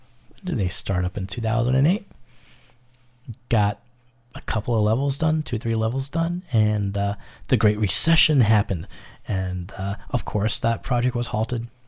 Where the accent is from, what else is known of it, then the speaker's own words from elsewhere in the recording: New York, United States; I was born and raised in New York